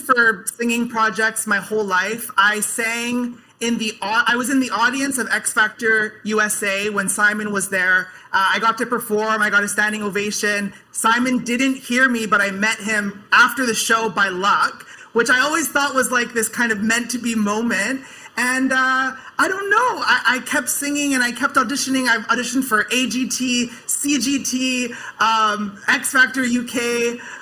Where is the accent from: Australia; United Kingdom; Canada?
Canada; I'm from, I'm from Canada.